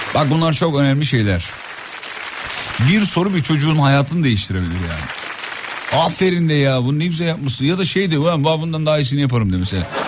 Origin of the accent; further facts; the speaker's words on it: İzmit, Kocaeli, Turkey; also born or lived in Erzurum (ancestry); ben aslen Erzurumluyum. Anne babam Erzurumlu. Doğma büyüme İzmitliyim ama aslım oralı.